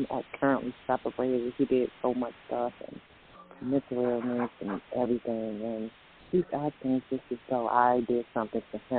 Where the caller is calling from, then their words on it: Virginia, United States; I'm calling from Virginia.